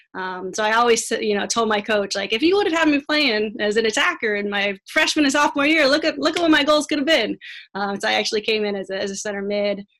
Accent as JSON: {"language": "English", "town": "La Mirada", "region": "California", "country": "United States", "tie": "born or raised there", "lives_now": "La Habra, United States", "said": "I grew up in La Mirada and then moved about two miles down the street as an adult to La Habra"}